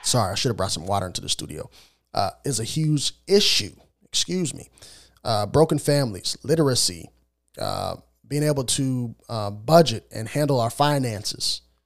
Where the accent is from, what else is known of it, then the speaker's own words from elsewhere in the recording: Illinois, United States; I'm born and raised in Illinois.